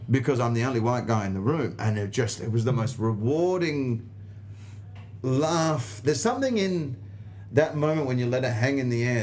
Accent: Australia; accent: Australian; my accent, and it's the only time the Australian accent

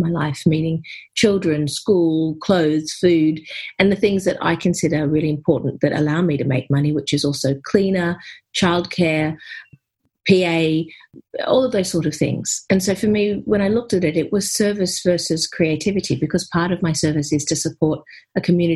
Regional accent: Australia; now in United Kingdom; I'm here in the UK, even though I'm an Aussie.

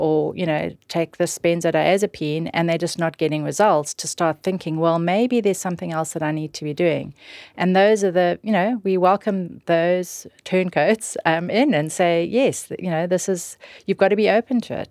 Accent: South Africa; moved away; growing up in South Africa

